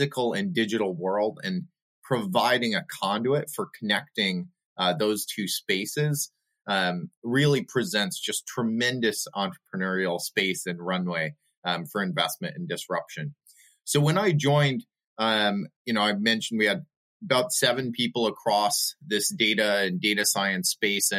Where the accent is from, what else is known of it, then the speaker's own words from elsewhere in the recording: New York, United States; also born or lived in overseas; now in Buffalo, United States; I born and raised in New York and then overseas.